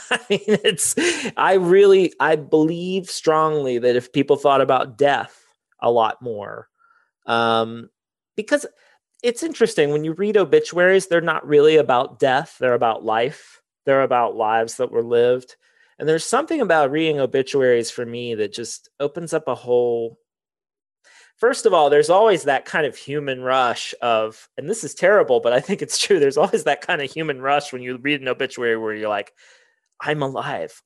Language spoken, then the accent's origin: English; Circleville, Ohio, United States; I grew up in Circleville, like, forty minutes